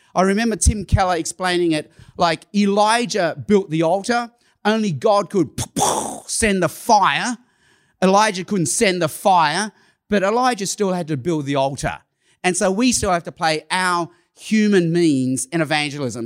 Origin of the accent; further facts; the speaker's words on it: Sydney, New South Wales, Australia; first language Cantonese; English is a second language; also born or lived in Hong Kong / Chicago; I was born in Hong Kong. When I was a baby, my parents moved to Australia. I, I lived in, I've lived in Sydney, Australia almost all my life